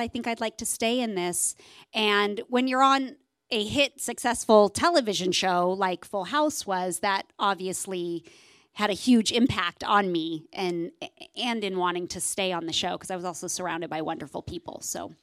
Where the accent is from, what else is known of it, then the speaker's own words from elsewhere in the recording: Southern California, United States; I grew up here in Southern California